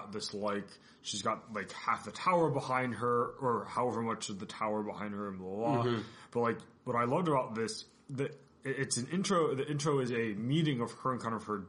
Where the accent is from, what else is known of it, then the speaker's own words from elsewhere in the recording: United States; being American